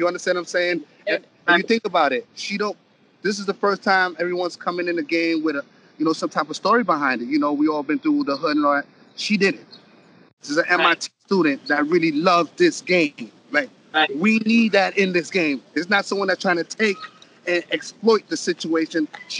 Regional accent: New York City, New York, United States; I come from the Bronx.

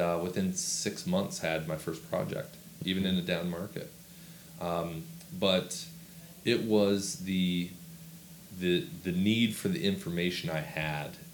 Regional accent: Washington, United States; Washington State. Grew up on 300-acre farm that was managed by my grandparents.

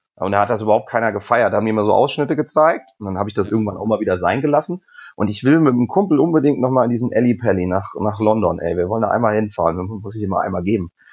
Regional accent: Rüdesheim am Rhein, Hesse, Germany; also born or lived in Cologne; now in Hamburg, Germany; Ich bin Hesse. Ich komme aus der Nähe von Wiesbaden, also Rüdesheim am Rhein.

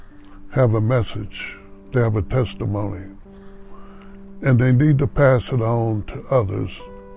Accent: Hobbs, New Mexico, United States; growing up in Hobbs.

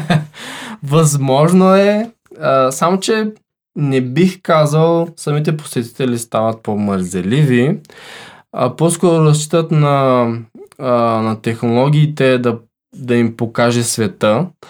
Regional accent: Bulgaria; сме българи

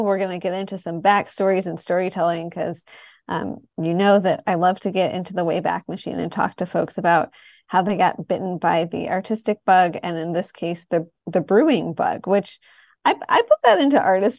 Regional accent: Detroit, Michigan, United States; So I'm in my 30s, and when I was growing up in Detroit, I don't feel like craft beer was a thing.

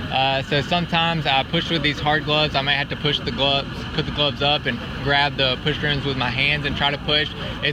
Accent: Tuscaloosa, Alabama, United States; moved away as an adult; now in Birmingham, United States; I come from Tuscaloosa, Alabama. We just moved to Birmingham in June.

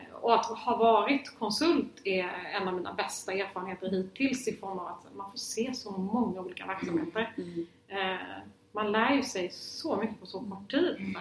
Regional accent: Lund, Skåne, Sweden; jag är från Lund och jag är uppvuxen i ett hem där politik alltid var närvarande

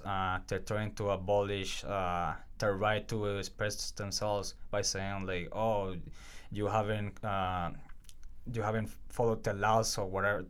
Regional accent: Venezuela; now in Canada; It was, I still love Venezuela. Like, I'm also very proud to be Canadian, and I'm very proud to be here in Canada.

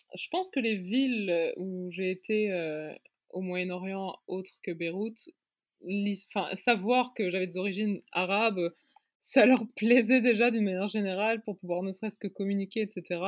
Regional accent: Luxembourg; moved away as an adult; also born or lived in Paris, France / New York, United States / London, United Kingdom / Beirut, Lebanon; je suis née, j'ai grandi au Luxembourg et je m'identifie quand même comme luxembourgeoise

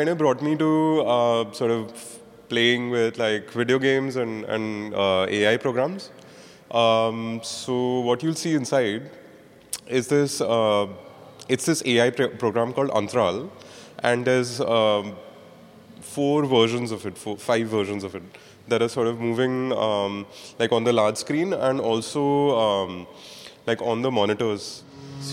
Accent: Mumbai, Maharashtra, India; I'm from Bombay

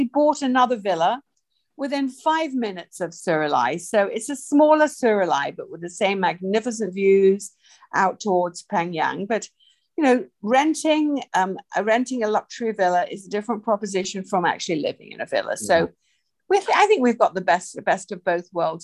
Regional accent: United Kingdom; moved away as an adult; also born or lived in Hong Kong; now in Samui, Thailand; I'm a Brit

